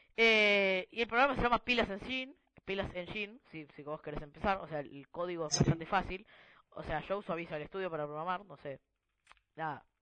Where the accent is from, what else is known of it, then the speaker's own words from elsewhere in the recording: Argentina; somos de Argentina